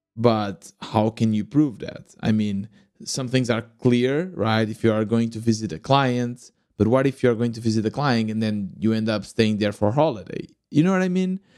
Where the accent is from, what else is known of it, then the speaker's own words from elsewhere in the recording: Lisbon suburbs, Portugal; moved away as an adult; also born or lived in Germany; I was born in Portugal, in, uh, Lisbon, or at least in the, the nearby Lisbon, in the suburbs.